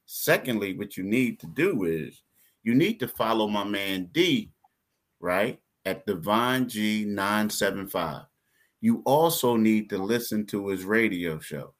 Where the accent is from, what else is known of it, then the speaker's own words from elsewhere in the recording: Philadelphia, Pennsylvania, United States; We're both from Philly